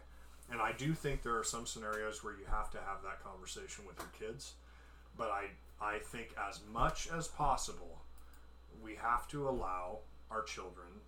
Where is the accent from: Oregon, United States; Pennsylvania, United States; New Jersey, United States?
Oregon, United States; Portland; also born or lived in Canby, Oregon; I grew up in Portland, Oregon, along the I-5 corridor